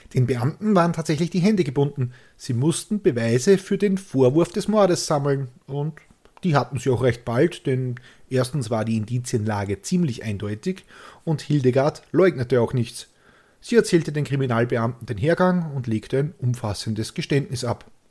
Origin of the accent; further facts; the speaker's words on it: Austria; so sind wir Österreicher.